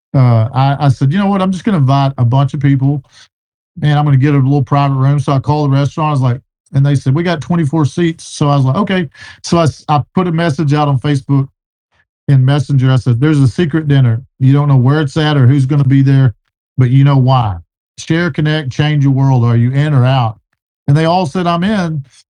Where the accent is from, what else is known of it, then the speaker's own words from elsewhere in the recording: Texas, United States; I'm from Texas